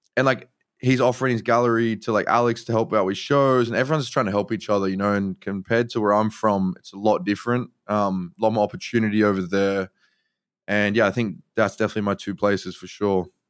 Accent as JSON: {"language": "English", "town": "Sydney", "region": "New South Wales", "country": "Australia", "said": "I'm from Sydney, Australia."}